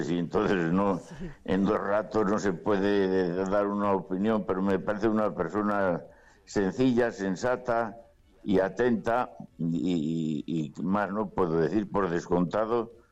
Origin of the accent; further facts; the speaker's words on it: Cantabria, Spain; hacia el 23 o 24 miré a mi tierra a Cantabria, vivir en Santander, en el Colegio de los Agustinos y en la parroquia que tenemos allí. De allí vine y allí vuelvo.